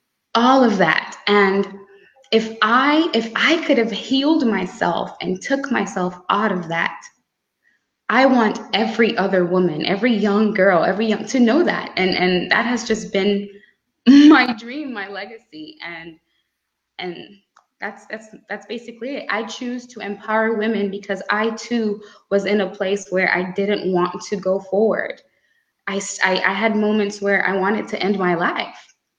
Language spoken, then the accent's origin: English; Grenada; I come from Grande, a small island girl, and I've had interesting experiences